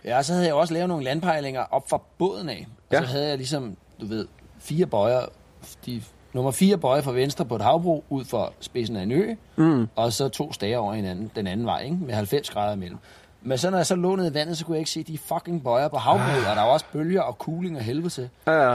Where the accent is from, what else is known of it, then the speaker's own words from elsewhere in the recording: Denmark; hjemme i Danmark